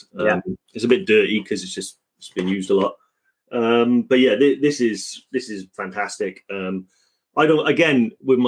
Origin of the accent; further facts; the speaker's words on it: Welsh, Wales, United Kingdom; I am Welsh